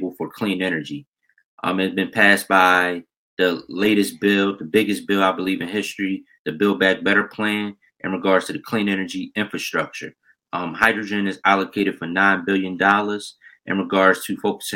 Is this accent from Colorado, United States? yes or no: no; Philadelphia, Pennsylvania, United States; also born or lived in Chicago; I'm from North Philadelphia originally. Born in Chicago, raised in Philly all my life